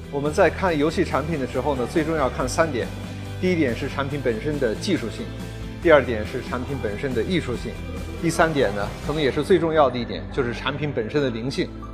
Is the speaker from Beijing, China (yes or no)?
yes; Beijing, China; moved away as an adult; also born or lived in Japan; 我是在中国出生的，小的时候回了日本，然后又回到中国来。所以从小学、中学、高中、大学一直都是在北京度过的